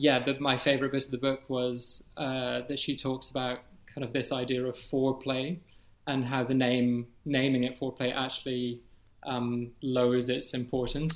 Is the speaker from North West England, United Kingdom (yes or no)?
no; Edinburgh, Scotland, United Kingdom; I'm 30 years old, and I'm from Edinburgh.